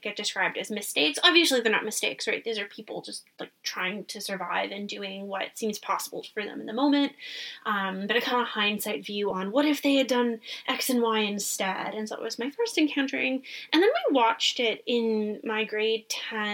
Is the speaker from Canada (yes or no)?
yes; Canada; I am Canadian